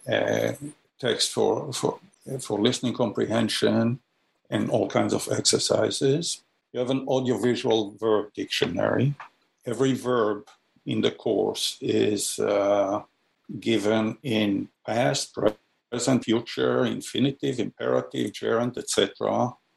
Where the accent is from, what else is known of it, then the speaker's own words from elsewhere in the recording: Jerusalem, Jerusalem District, Israel; moved away as an adult; also born or lived in Haifa, Israel / Ann Arbor, Michigan / St. Louis; I was born in Haifa, Israel, and uh, was raised in Jerusalem.